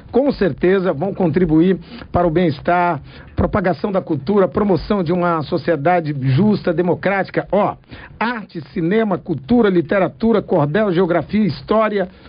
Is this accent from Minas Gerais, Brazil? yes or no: no; Currais Novos, Rio Grande do Norte, Brazil; Minha, minha região, eu sou de Curras Novos, né? Sou seridoense.